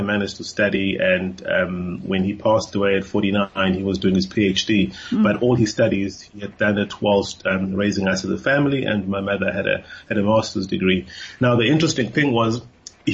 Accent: Cape Town, Western Cape, South Africa; first language Xhosa; English is a second language; I grew up in Cape Town.

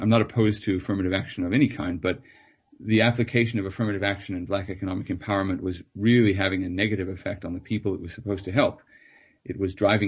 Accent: Chicago, Illinois, United States; born or raised there; also born or lived in Johannesburg, South Africa / Cape Town, South Africa

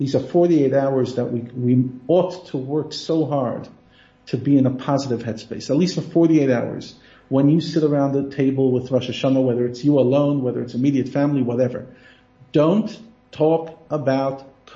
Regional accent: United States; now in South Africa; I'm talking as an American

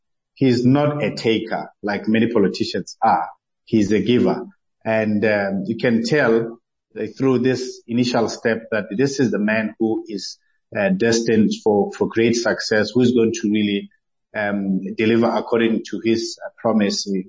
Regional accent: Lesotho; also born or lived in South Africa; I grew up in Lesotho from the age of 3

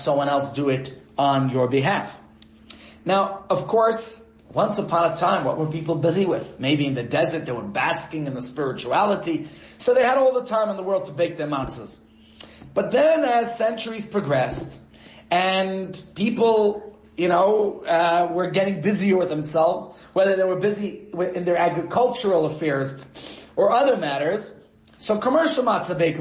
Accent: New York, United States; as a child growing up in New York

